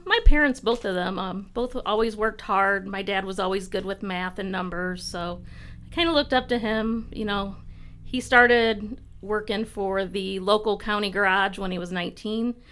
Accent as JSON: {"language": "English", "town": "Tiffin", "region": "Ohio", "country": "United States", "tie": "born or raised there", "said": "I grew up in Tiffin"}